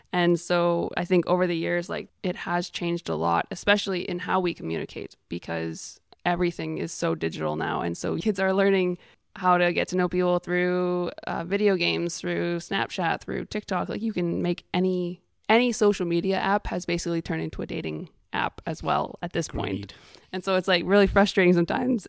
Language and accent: English; Canada; I am from Canada